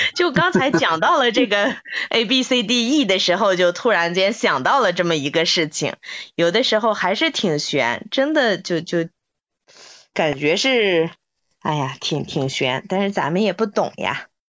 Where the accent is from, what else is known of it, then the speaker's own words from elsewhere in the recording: Inner Mongolia, China; 我们内蒙人